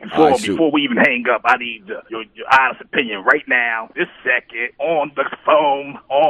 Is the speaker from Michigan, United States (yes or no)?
yes; Detroit, Michigan, United States; I'm from Detroit